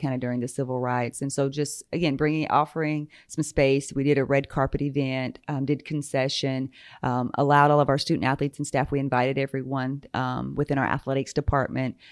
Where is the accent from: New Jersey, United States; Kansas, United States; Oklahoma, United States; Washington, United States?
Oklahoma, United States; Muscogee Nation reservation; I grew up there. Um, what we refer to now as the reservation, so I am Muskogee Creek